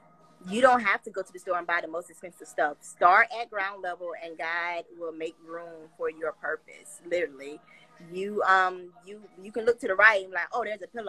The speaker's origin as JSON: {"language": "English", "region": "South Carolina", "country": "United States", "said": "South Carolina, something."}